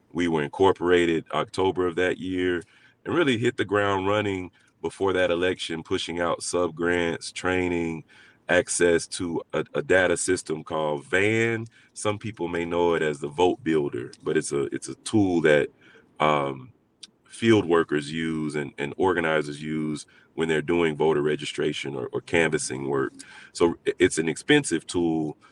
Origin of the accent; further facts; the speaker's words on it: Montgomery, Alabama, United States; I grew up, I was raised in, in Montgomery, Alabama